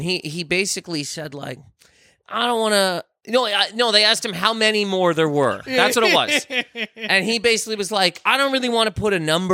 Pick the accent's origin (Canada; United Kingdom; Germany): Canada; now in United States; I am Canadian